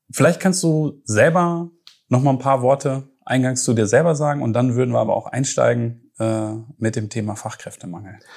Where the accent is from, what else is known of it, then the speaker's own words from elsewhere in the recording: Herford, North Rhine-Westphalia, Germany; Herford, gebürtiger Westfale.